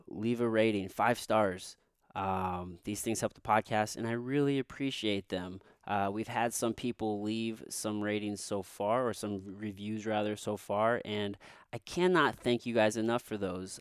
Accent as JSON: {"language": "English", "town": "Potosi", "region": "Missouri", "country": "United States", "tie": "born or raised there", "said": "growing up in Missouri"}